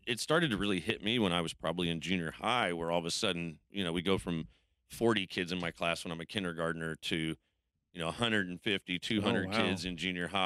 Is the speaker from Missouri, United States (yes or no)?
yes; Nixa, Missouri, United States; also born or lived in Springfield, Missouri; I was born in Springfield, but lived in Nixa my entire life.